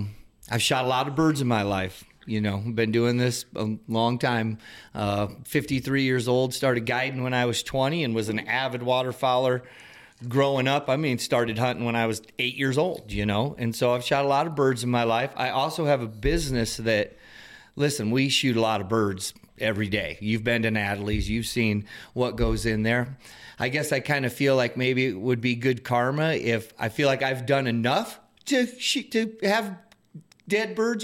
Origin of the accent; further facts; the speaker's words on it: Sioux Falls, South Dakota, United States; born there; Okay, so Michael's my stepdad. And I was born in Sioux Falls.